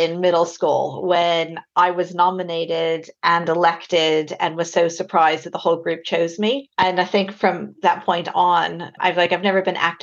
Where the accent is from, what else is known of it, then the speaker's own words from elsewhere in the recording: Albuquerque, New Mexico, United States; moved away as an adult; now in United Kingdom; I am originally from Albuquerque, New Mexico, which you might be able to hear in my accent. Came over to the UK straight after university in about 2000.